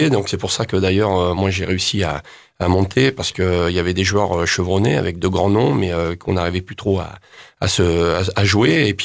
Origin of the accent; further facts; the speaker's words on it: Normandy, France; je suis fier d'être normand, mais je suis sudiste d'adoption avec la mentalité du sud